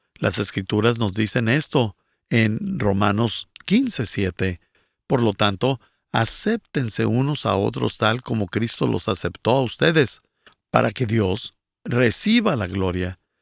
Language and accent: Spanish; Bolivia; soy de Bolivia